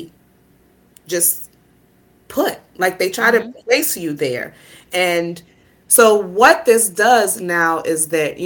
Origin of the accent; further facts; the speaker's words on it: New York City, New York, United States; I'm from Brooklyn